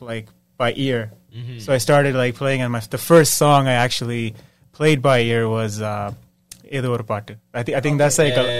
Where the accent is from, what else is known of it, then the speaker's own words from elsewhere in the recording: Scarborough, Ontario, Canada; now in Ajax, Canada; Right now, Ajax, but I grew up in Scarborough.